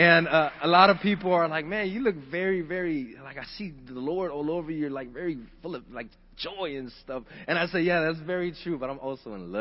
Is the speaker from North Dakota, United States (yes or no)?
no; Miami-Dade, Florida, United States; Born and raised in Miami-Dade